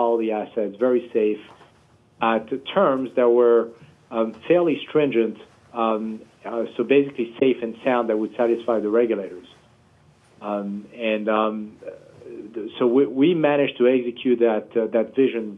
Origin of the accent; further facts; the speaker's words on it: Paris, Île-de-France, France; moved away as an adult; now in United States; I was born and raised in Paris, France